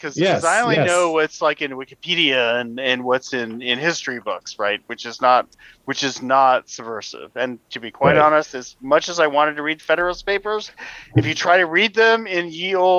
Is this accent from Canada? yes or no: yes; Canada; now in United States; I'm the Canadian.